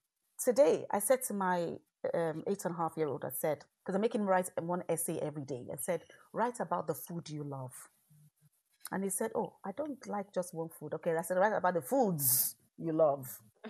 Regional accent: Ireland; born there; I am Irish by birth. I am of Nigerian stock, Nigerian heritage, African descent.

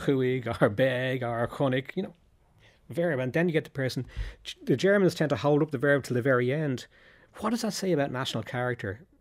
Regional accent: Dublin, Leinster, Ireland; when I was growing up in Dublin

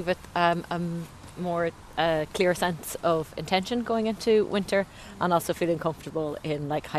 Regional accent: Donegal, Ulster, Ireland; now in Dublin, Ireland; I live beside the Phoenix Park, but I'm from Donegal, so I'm from beside the coast.

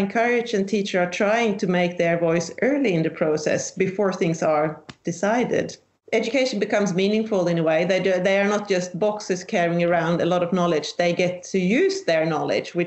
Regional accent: southern Sweden, Sweden; I'm from Sweden, the southern part of Sweden.

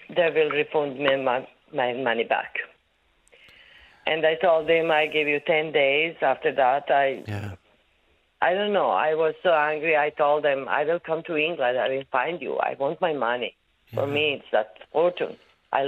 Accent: Croatia; English is a second language; I'm from Croatia.

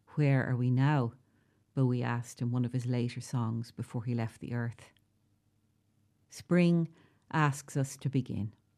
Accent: South-East Ireland, Ireland; also born or lived in Dublin / West Wicklow; now in County Waterford, Ireland; the accents in the southeast are the voices I grew up with.

